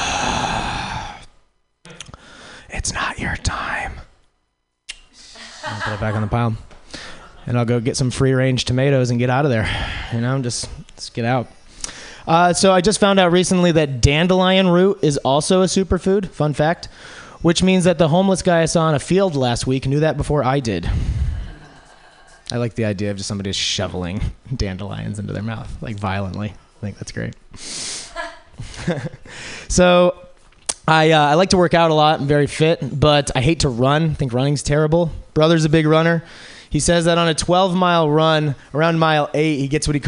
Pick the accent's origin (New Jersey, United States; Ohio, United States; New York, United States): New York, United States; upstate; moved away; I'm actually from New York. Not like the glamorous New York that everybody thinks of that smells like hot garbage in the summer. But the one that's a little farther upstate, kind of just to give you an idea, like the type of area that I grew up in is very rural